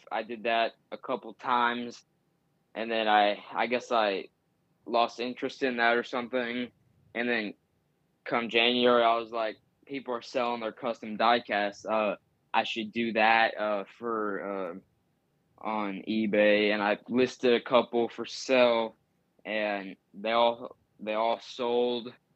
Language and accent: English; Tennessee, United States; I'm from Tennessee and I, I live, like, thirty, twenty, twenty to thirty minutes from their racing shop